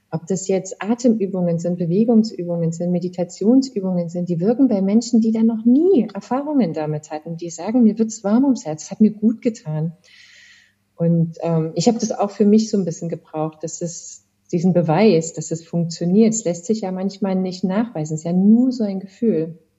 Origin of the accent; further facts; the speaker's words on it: Chemnitz, Saxony, Germany; Ich habe Abitur gemacht in Chemnitz. Du sagtest, das ist meine Heimatstadt.